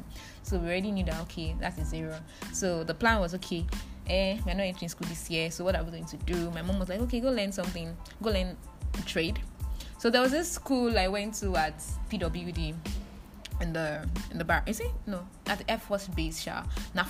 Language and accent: English; Delta, Nigeria; I'm from Delta State